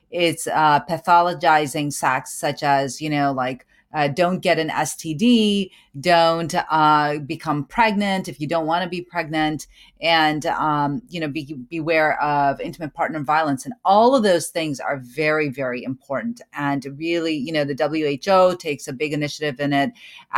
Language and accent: English; Pakistan; Pakistani women, and I'm a Pakistani woman, and that, you know, first and foremost, right?